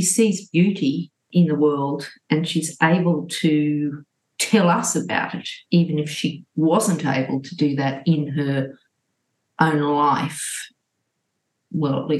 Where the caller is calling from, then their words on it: Sydney, New South Wales, Australia; I'm speaking from Gadigal land in Sydney, and I'm feeling great, thanks.